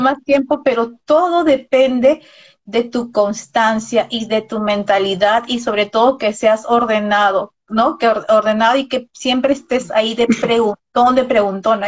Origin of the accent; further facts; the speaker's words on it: Peru; acá en nuestro país, porque ambos somos de Perú